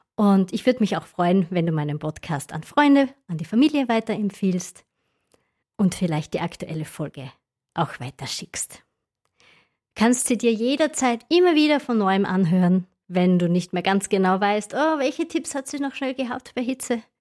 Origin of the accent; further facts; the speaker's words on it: Styria, Austria; Bei uns in der Steiermark